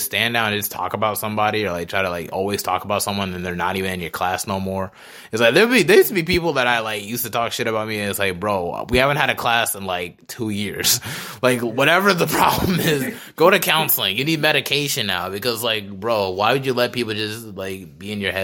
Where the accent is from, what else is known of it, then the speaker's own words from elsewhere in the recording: Charlotte, North Carolina, United States; I would never leave Charlotte and be like, you know what? I'm from Charlotte.